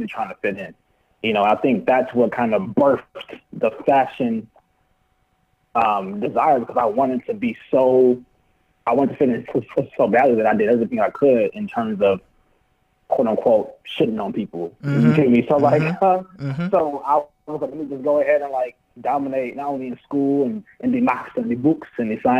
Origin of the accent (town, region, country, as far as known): Chicago, Illinois, United States; born or raised there; also born or lived in United Kingdom (born) / Nigeria (ancestry)